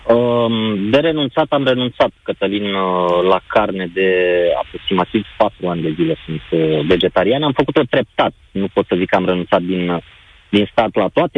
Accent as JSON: {"language": "Romanian", "town": "Constanța", "region": "Constanța County", "country": "Romania", "said": "Eu nu sunt din București, sunt din Constanța"}